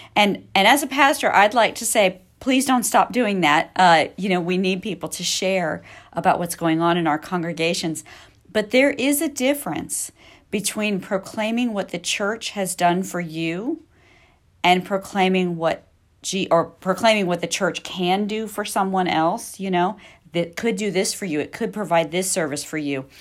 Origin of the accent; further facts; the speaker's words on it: Missouri, United States; I grew up in Missouri